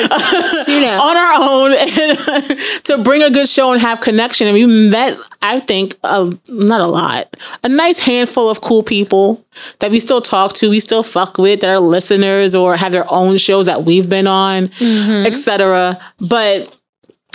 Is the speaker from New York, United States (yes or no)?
yes; New York, United States; we're young women from New York in our 30s